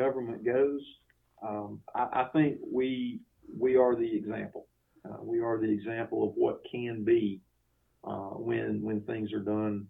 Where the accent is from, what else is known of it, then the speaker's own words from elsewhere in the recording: United States; also born or lived in Georgia; as an American citizen